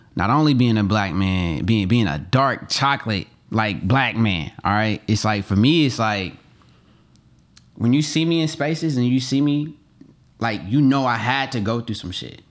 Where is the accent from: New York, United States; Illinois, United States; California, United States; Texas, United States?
California, United States; Oakland; moved away as an adult; also born or lived in Atlanta; I grew up in Oakland, but I became a, a man in Atlanta